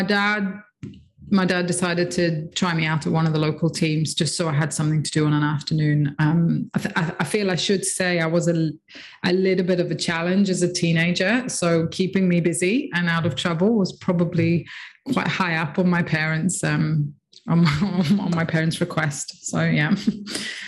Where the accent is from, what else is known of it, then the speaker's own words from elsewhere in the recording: Nicosia, Nicosia District, Cyprus; I grew up in Nicosia in Cyprus, so a small island in the Med.